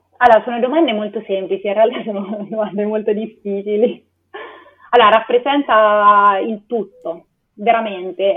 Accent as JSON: {"language": "Italian", "town": "Perugia", "region": "Umbria", "country": "Italy", "also_born_or_lived": "Lisbon / Switzerland", "moved": "as an adult", "said": "vengo da Perugia"}